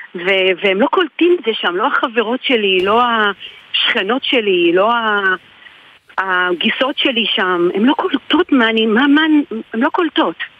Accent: Israel; also born or lived in Adelaide, Australia; now in Australia; אני ישראלית שחיה באוסטרליה

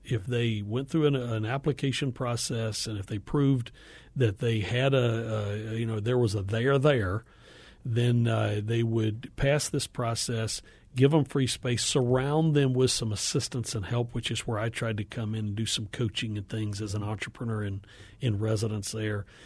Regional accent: Appalachia, Northeast Georgia, United States; moved away; I grew up in Appalachia, uh, Northeast Georgia

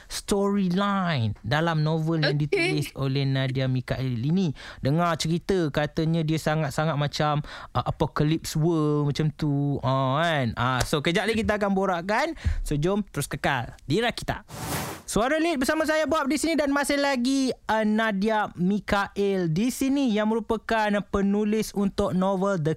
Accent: Malaysia; seorang penulis yang uh, sangat-sangat membanggakan kita sebagai rakyat Malaysia.

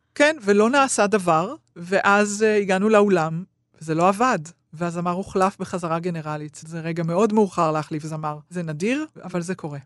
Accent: Israel; אני ישראלית

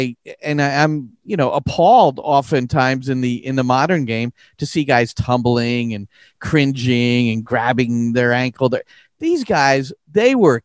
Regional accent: United States; I grew up here in the States with baseball

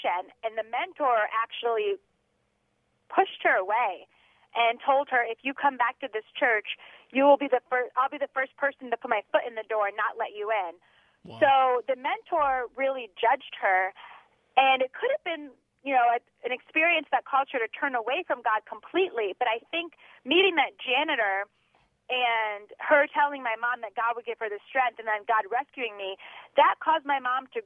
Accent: Connecticut, United States; I'm from Connecticut

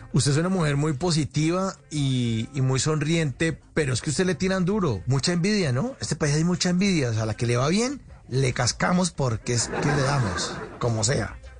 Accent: Colombia

